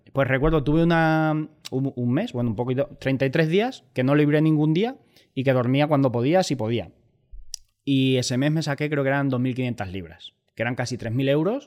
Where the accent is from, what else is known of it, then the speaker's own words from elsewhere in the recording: Albacete, Castilla-La Mancha, Spain; moved away as an adult; also born or lived in Mallorca; yo soy de Albacete